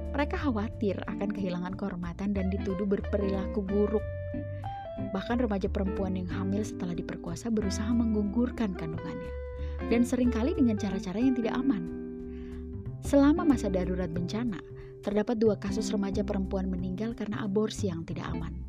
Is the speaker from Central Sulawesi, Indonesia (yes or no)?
yes; Central Sulawesi, Indonesia; Bagaimana dengan daerah saya, Sulawesi Tengah?